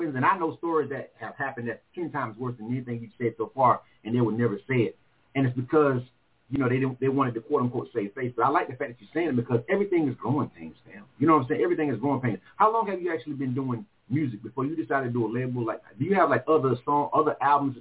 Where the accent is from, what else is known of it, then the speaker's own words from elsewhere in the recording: Panama City, Florida, United States; moved away as an adult; now in Atlanta, United States; Being from Florida myself